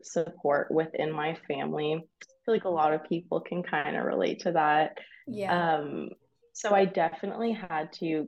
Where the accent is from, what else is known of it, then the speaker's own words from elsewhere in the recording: Windsor, Ontario, Canada; moved away as an adult; also born or lived in London, Ontario; I'm from Windsor